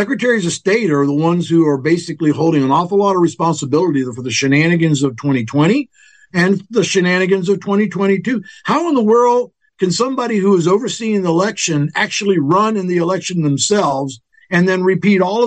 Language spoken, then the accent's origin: English; Tampa, Florida, United States; also born or lived in Alabama; I am a native Floridian. I've lived here my entire life since I was about 3 days old